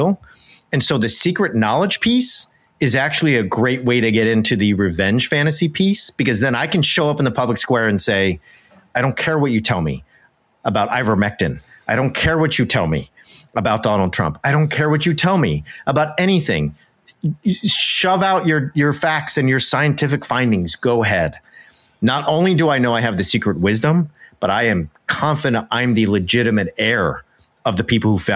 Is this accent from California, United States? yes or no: yes; Southern California, United States; moved away as an adult; also born or lived in Oxford, England; I grew up in Southern California